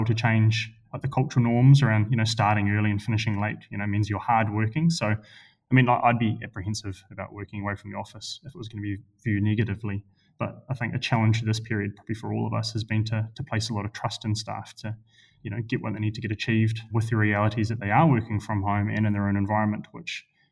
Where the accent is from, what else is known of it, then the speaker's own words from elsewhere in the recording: Christchurch, Canterbury, New Zealand; moved away; I grew up in Christchurch